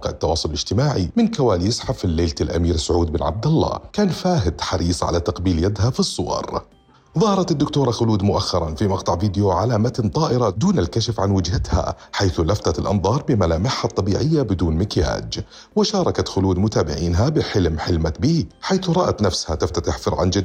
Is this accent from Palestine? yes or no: no; Saudi Arabia; انت عارف انه انا سعودي